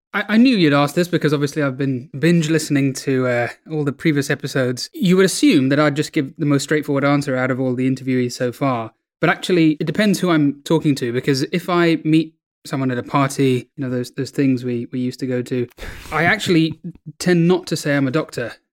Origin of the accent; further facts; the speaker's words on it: London, United Kingdom; also born or lived in New Delhi, India; I was born in New Delhi in, in India, the capital of India, and, um, I lived there for the first few years of my life and, and then came to the U K, and I've been in London ever since